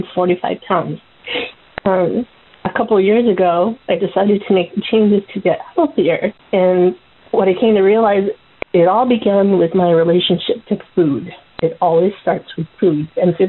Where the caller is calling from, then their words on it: San Diego, California, United States; I'm calling from San Diego.